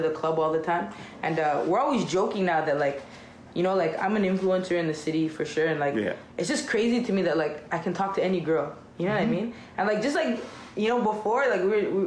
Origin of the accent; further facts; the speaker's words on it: Jamaica; now in Toronto, Canada; I'm Jamaican